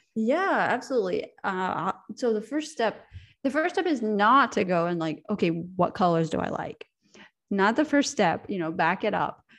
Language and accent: English; United States; moved away as an adult; now in Europe; I'm American, I'm from America, but I live in Europe, and I moved here ten years ago